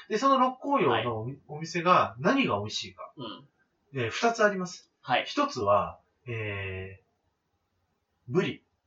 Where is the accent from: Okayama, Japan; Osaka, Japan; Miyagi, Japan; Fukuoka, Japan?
Fukuoka, Japan; 僕は福岡出身なんですけど